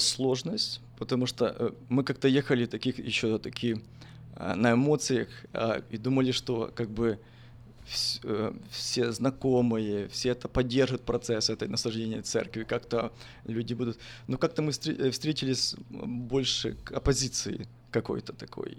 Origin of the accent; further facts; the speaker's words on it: Ternopil, Ternopil Oblast, Ukraine; moved away as an adult; also born or lived in United States; родился я в 1981 году э, в Украине, город Тернополь